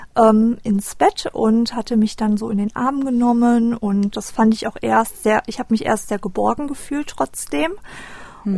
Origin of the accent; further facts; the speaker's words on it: Düsseldorf, North Rhine-Westphalia, Germany; ich bin 1985 in Düsseldorf geboren